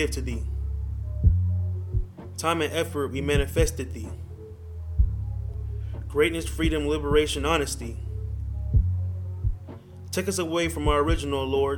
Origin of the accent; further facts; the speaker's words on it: Youngstown, Ohio, United States; now in Los Angeles, United States; I come from the Cleveland area. I come from Youngstown, Ohio, the 330 area